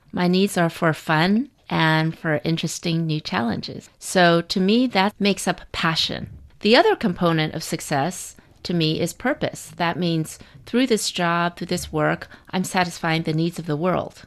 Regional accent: United States; I'm a Chinese American. I'd lived in the United States my whole life

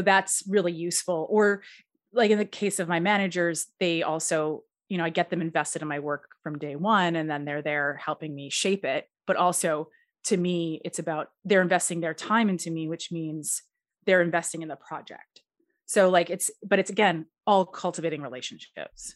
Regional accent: Edmonton, Alberta, Canada; also born or lived in United States; I am from Edmonton, Alberta, Canada

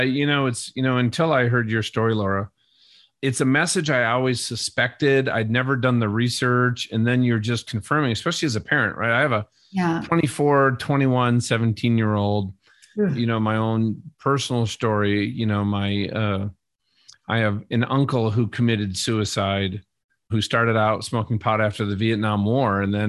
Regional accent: Minnesota, United States; I grew up in Minnesota.

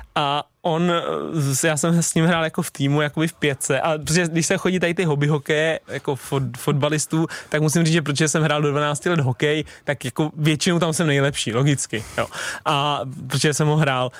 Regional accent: Stochov, Central Bohemian Region, Czechia; moved away; also born or lived in Prague; když jsem byl malý ještě na Stochově, než jsem šel na Spartu

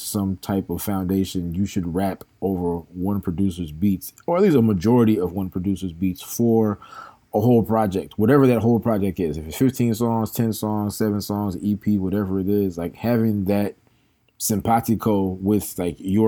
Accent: the South, United States; also born or lived in Atlanta, Georgia; we're from the South

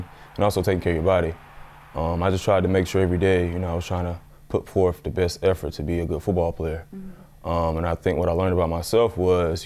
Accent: the South, United States; I'm from the South

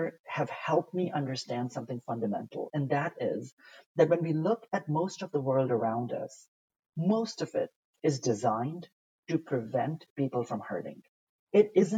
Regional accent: Pakistan; English is a second language; moved away; also born or lived in United States / Italy; Growing up in Pakistan, I once went to a Catholic school, and we're not Catholic

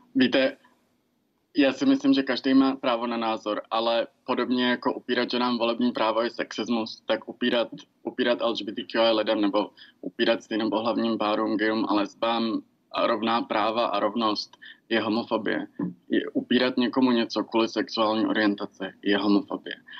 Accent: Czechia; těžkým dětstvím v Česku

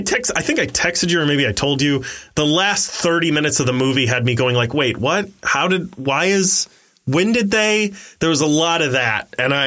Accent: the South, United States; I was raised in the South.

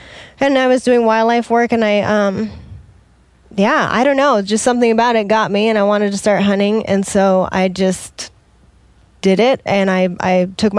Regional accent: Washington, United States; Nope, I'm from Washington over in that area.

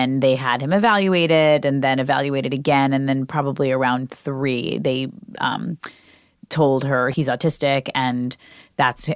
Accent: New York, United States; when I grew up in New York, there were definitely kids in my high school with Down syndrome

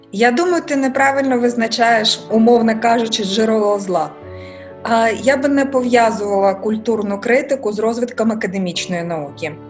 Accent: Mykolaiv, Mykolaiv Oblast, Ukraine; Ukrainian is a second language; moved away as an adult; now in Kyiv, Ukraine; Я сказала з Миколаєва

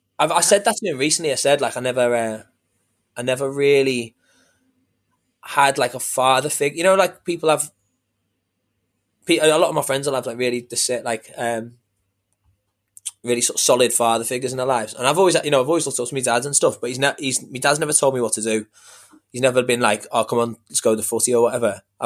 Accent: New Brighton, North West England, United Kingdom; Because I grew up in New Brighton, which is over the water. So basically like, it's like a shitty little like seaside town.

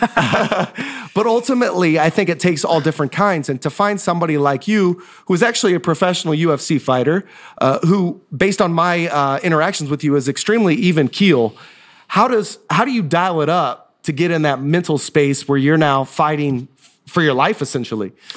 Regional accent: Osawatomie, Kansas, United States; I grew up in Osawatomie, Kansas, home of the state hospital.

